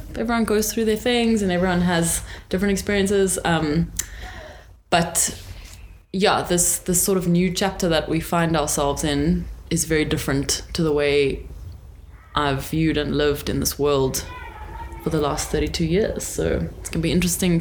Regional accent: Johannesburg, Gauteng, South Africa; And I was born in Joburg. I've lived here my whole life.

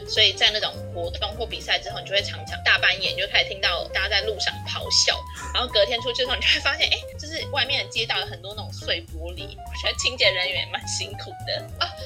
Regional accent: Taiwan; also born or lived in Leeds, United Kingdom; 原来我对台湾的了解这么少

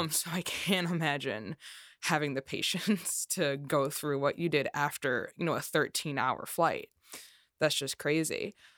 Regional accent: Chicago, Illinois, United States; production sound in the Chicagoland area, where I'm also from

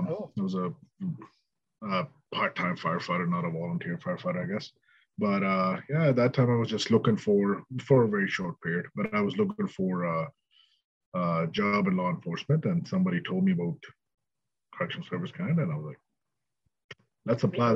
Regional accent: Ontario, Canada; also born or lived in British Columbia / Edmonton; I'm originally from Ontario. Well, okay. When I came to Canada, I guess I was in Ontario. Mm-hmm. And I moved around a lot.

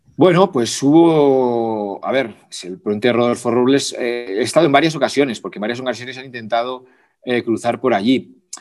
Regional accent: Pamplona, Navarre, Spain; moved away as an adult; also born or lived in Guatemala; now in Mexico City, Mexico; yo soy de Pamplona

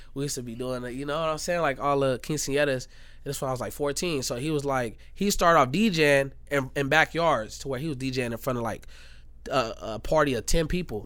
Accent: Gary, Indiana, United States; I'm from Indiana. I'm from Gary, Indiana

